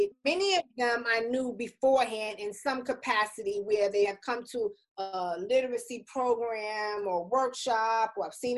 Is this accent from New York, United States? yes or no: yes; New York City, New York, United States; I'm from the Bronx, New York